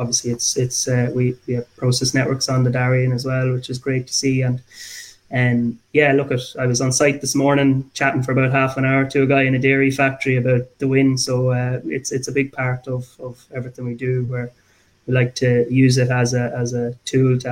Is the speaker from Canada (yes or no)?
no; Abbeyleix, Laois, Ireland; now in Dublin, Ireland; I'm from Abbey Leaks